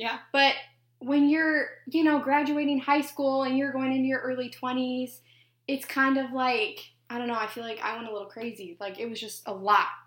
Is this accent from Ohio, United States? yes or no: no; Wyoming, United States; moved away as an adult; now in Port Orange, United States; I'm from Wyoming